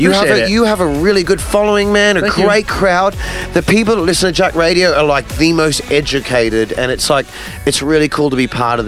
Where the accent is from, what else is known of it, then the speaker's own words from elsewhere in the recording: Australia; I came all the way from Australia to play on an art car, and now on the main stage